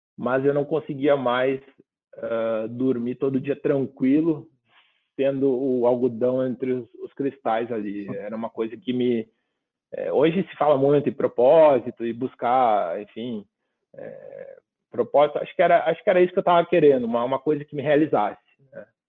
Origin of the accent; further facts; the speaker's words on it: Rio Grande do Sul, Brazil; como bom gaúcho, um bom churrasco